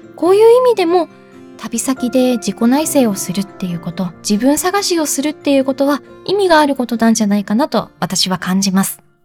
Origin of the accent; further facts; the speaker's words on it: Japan; 自分が生まれ育った国